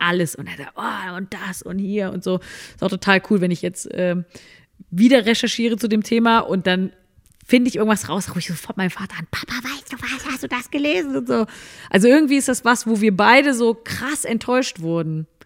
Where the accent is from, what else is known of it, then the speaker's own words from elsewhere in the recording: Cologne, North Rhine-Westphalia, Germany; war ich ja auch als Kölnerin, auch waren wir im Karneval äh, viel unterwegs